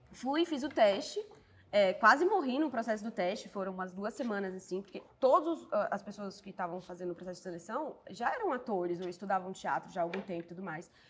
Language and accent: Portuguese; Brasília, Federal District, Brazil; Porque eu, eu sou de Brasília. E eu nunca na minha vida tinha imaginado que um dia eu seria atriz.